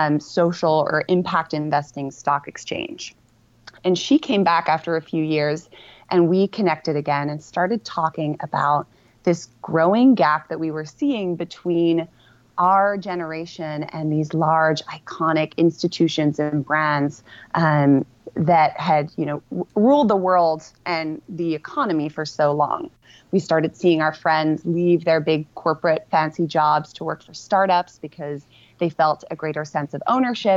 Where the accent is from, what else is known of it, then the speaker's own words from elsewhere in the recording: Amsterdam, North Holland, Netherlands; moved away; also born or lived in London, United Kingdom; I was actually born in London, UK, with my two siblings to two parents who were both originally Dutch. And so at age six, we moved back to Amsterdam when my dad took over the family business, which is an art gallery. So I grew up in the Netherlands